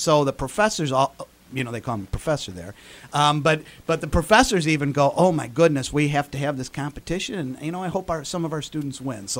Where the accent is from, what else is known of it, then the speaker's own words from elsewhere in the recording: Chicago, Illinois, United States; You know, I'm from Chicago. No lawyers in my family. Probably a few bondsmen. But I was born Irish Catholic Chicago, adopted from St. Vincent's Orphanage.